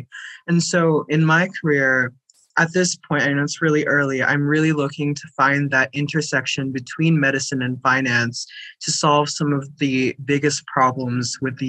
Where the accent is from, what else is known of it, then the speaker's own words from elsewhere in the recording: New Jersey, United States; also born or lived in Kolkata, India; I was born in Kolkata, India, but I moved to the United States when I was 3 years old, and I've lived in New Jersey since.